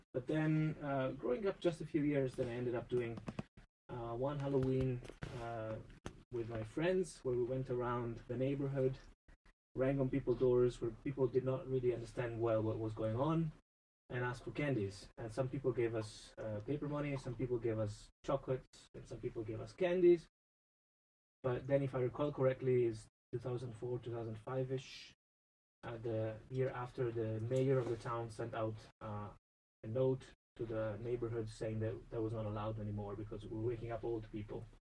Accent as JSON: {"language": "English", "country": "Italy", "also_born_or_lived": "England / United States", "moved": "as an adult", "said": "I'm from Italy."}